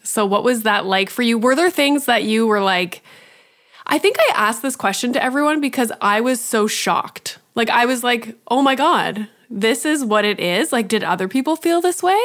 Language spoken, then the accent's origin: English; Canada; being Canadian